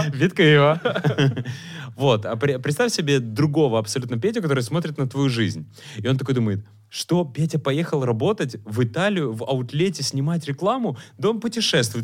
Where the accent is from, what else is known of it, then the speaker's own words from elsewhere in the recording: Chernivtsi, Chernivtsi Oblast, Ukraine; now in Kyiv, Ukraine; когда я там в э, родных Черновцах